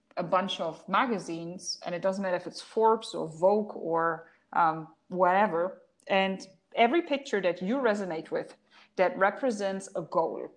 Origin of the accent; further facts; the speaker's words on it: Germany; first language German; English is a second language; now in Dubai, United Arab Emirates; I'm German. I'm fluent in German. That's my mother tongue